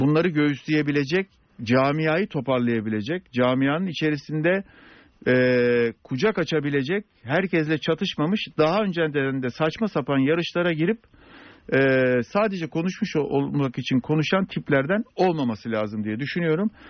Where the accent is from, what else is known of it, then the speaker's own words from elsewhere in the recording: Sakarya, Turkey; Ben Sakarya doğumluyum